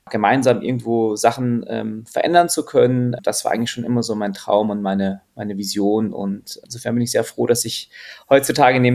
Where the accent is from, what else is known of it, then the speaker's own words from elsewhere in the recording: Austria; born there; also meine Mama ist Französin, mein Papa ist Deutscher, ich bin in Österreich geboren